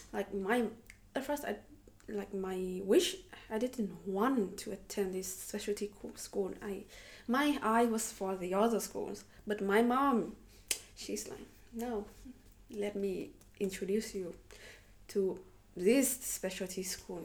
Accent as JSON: {"language": "English", "region": "Haiphong", "country": "Vietnam", "second_language": "English", "moved": "as an adult", "lives_now": "Moscow, Russia", "said": "I'm from Haiphong City"}